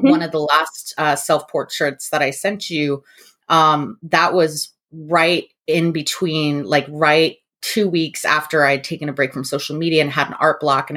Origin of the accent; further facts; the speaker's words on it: New Mexico, United States; I grew up in New Mexico.